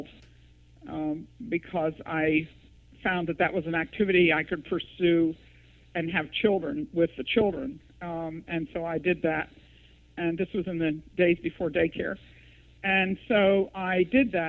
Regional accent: East Coast, United States; I grew up in the East, in the East Coast

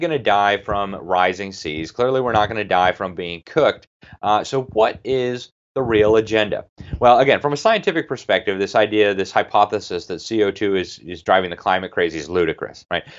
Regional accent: Miami, Florida, United States; Miami, my hometown

